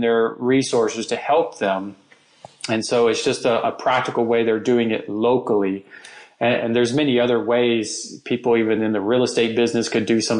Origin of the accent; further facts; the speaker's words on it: United States; being an American, one skill we all have is we speak English.